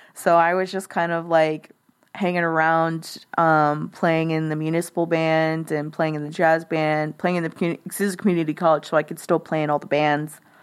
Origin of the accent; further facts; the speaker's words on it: Live Oak County, Texas, United States; moved away as an adult; also born or lived in Corpus Christi, Texas; now in Austin, United States; I'm from a rural county. Like that's where I grew up. I grew up in Live Oak County.